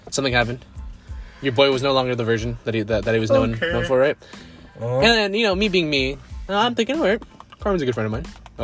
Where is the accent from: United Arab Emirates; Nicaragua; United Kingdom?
Nicaragua; I'm not even from Mexico, I'm from Nicaragua